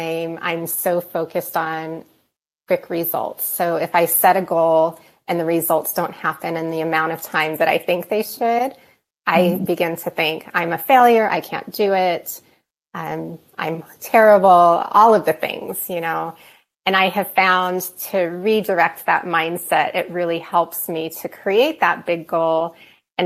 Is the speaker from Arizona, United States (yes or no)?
yes; Arizona, United States; now in Denver, United States; I live here in Denver, Colorado. I grew up in Arizona